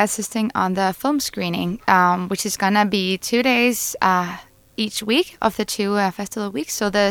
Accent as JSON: {"language": "English", "country": "Denmark", "moved": "yes", "said": "I'm from Denmark."}